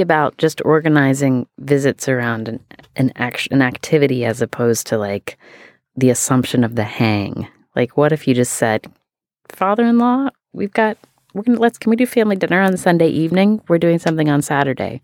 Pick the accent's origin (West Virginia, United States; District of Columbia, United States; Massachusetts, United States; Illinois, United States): West Virginia, United States; I am from West Virginia